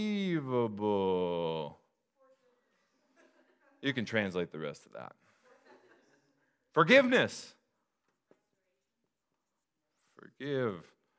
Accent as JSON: {"language": "English", "town": "Des Moines", "region": "Washington", "country": "United States", "tie": "born or raised there", "also_born_or_lived": "SeaTac", "said": "I grew up in the hood, everybody. Actually, it was like 10 minutes from SeaTac in the Des Moines retirement community."}